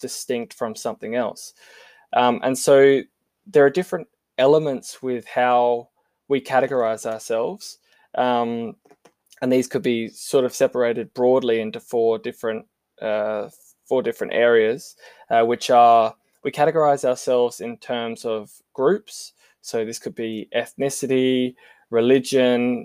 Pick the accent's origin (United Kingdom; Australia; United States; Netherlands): Australia; South Australia; I'm South Australian